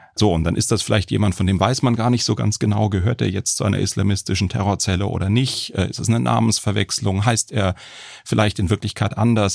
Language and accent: German; Baden-Baden, Baden-Württemberg, Germany; Ich komme aus Baden-Baden